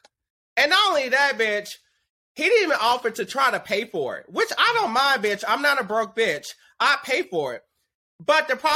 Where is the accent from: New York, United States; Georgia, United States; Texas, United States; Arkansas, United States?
Texas, United States; Dallas; now in Los Angeles, United States; my hometown of Dallas